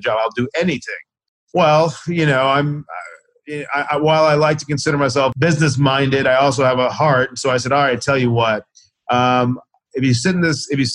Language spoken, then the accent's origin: English; Owensboro, Kentucky, United States; moved away as an adult; also born or lived in Chicago / Washington, D.C. / New York / San Francisco; growing up in Owensboro, Kentucky